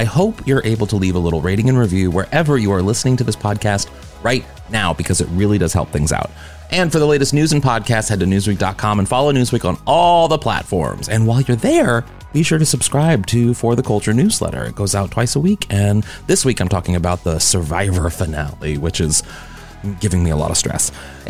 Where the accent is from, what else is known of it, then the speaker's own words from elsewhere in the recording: Midwest, United States; I'm from the Midwest too